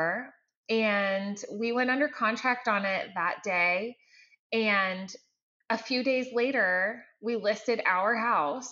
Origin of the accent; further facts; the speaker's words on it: Maine, United States; moved away as an adult; also born or lived in Massachusetts; now in Houston, United States; I grew up in Maine